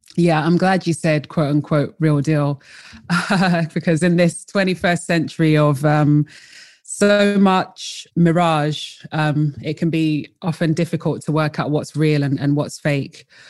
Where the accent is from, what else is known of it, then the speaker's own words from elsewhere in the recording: London, United Kingdom; also born or lived in Colchester / North East England; originally I am from London, uh, I was born in Colchester and raised in London.